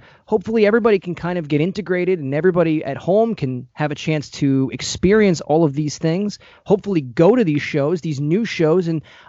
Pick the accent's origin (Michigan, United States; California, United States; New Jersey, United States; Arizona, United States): New Jersey, United States; also born or lived in Las Vegas / Chicago; So I grew up in New Jersey. I went to college in Las Vegas, and then I finished my college career in Chicago with you.